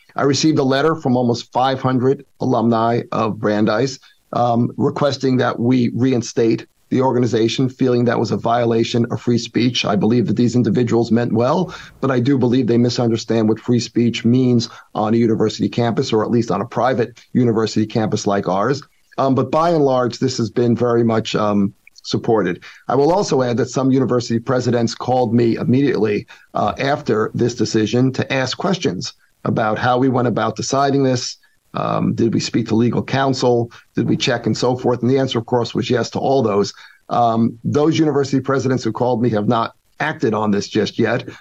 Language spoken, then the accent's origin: English; New York, United States; moved away as an adult; also born or lived in Middlebury; now in Boston, United States; as a New Yorker